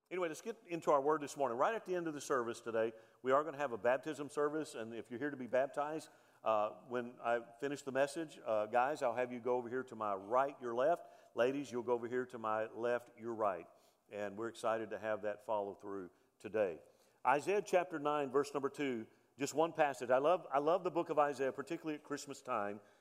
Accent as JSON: {"language": "English", "town": "Mobile", "region": "Alabama", "country": "United States", "tie": "born or raised there", "said": "I was born on November the 29th, 1965 in Mobile, Alabama"}